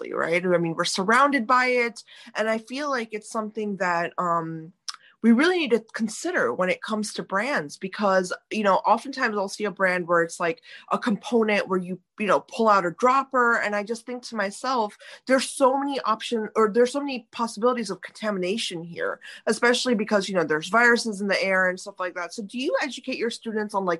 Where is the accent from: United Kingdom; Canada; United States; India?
India; I'm Indian